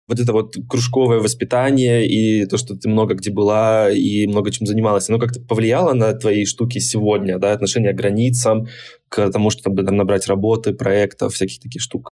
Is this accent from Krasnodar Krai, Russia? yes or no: yes; Krasnodar, Krasnodar Krai, Russia; я из Краснодара